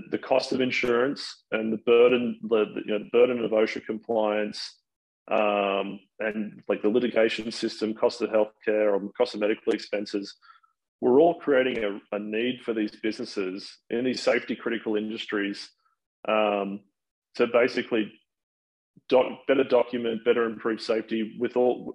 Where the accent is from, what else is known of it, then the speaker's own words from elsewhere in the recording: Sydney, New South Wales, Australia; now in United States; I am originally from Sydney, Australia.